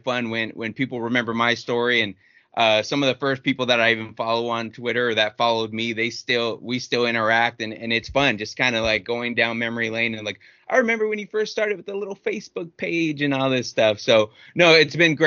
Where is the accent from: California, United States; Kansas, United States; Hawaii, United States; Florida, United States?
California, United States; Downey; I went to Downey High School.